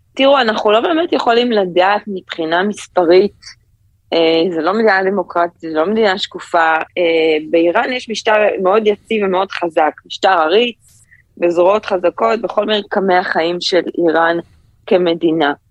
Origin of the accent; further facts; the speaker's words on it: Ramat HaSharon, Tel Aviv District, Israel; now in New York, United States; אני גדלתי ברמת השרון